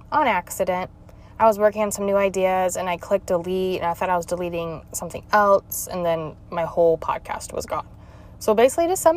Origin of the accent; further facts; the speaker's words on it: Utah, United States; moved away as an adult; also born or lived in Missouri; I was born and raised in Utah